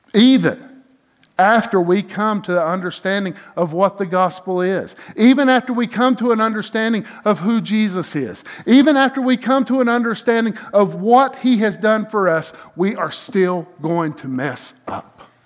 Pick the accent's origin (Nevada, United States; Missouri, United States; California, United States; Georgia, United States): Georgia, United States; hometown near Lake Nottely; born or raised there